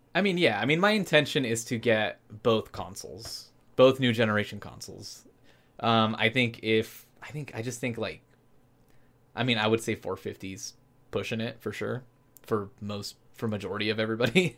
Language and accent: English; Anaheim, California, United States; I grew up in Anaheim, California